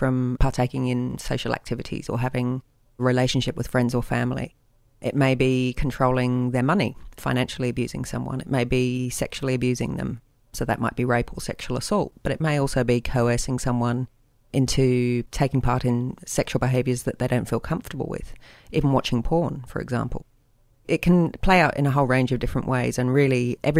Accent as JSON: {"language": "English", "region": "England", "country": "United Kingdom", "moved": "yes", "lives_now": "Sydney, Australia", "said": "I'm English"}